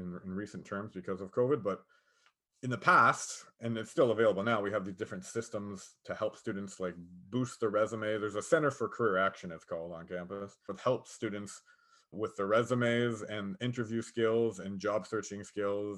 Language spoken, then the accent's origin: English; Niagara, Ontario, Canada; I'm from Niagara. So when I worked at the border, I worked at the Niagara border